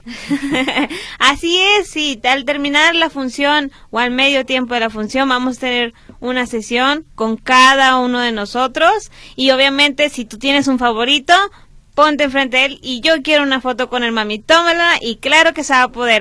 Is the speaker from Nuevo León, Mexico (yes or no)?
yes; Monterrey, Nuevo León, Mexico; Somos de Monterrey